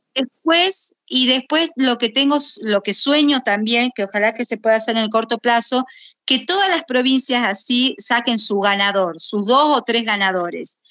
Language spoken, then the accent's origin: Spanish; Buenos Aires, Argentina; yo soy porteña